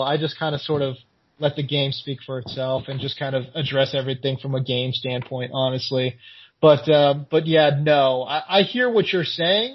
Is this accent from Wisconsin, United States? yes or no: no; California, United States; I'm from California